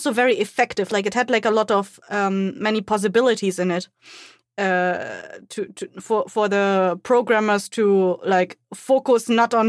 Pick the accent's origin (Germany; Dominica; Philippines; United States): Germany; I'm from Germany.